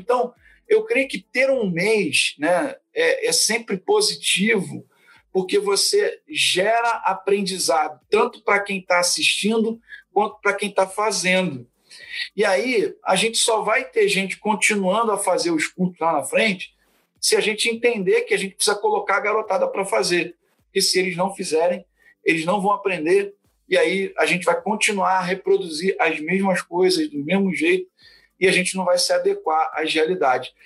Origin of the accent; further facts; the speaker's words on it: Fluminense, Rio de Janeiro, Brazil; moved away as an adult; also born or lived in São João de Meriti / Barra da Tijuca; now in Cachoeiro de Itapemirim, Brazil; eu sou fluminense aí, né, da Convenção Batista Fluminense de origem